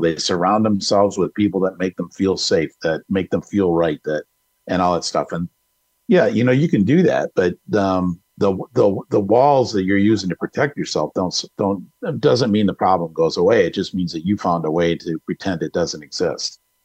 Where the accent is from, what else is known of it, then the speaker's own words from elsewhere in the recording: Detroit, Michigan, United States; moved away as an adult; now in Arizona, United States; I'm from Detroit. I've lived there my whole life, um, except for the time I'm here in Arizona